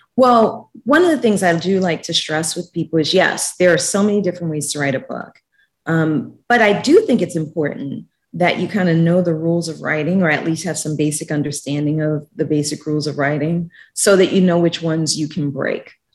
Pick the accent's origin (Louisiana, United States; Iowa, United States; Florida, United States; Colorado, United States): Louisiana, United States; New Orleans; moved away as an adult; also born or lived in Washington, D.C. / Guatemala / Mexico; New Orleans is my hometown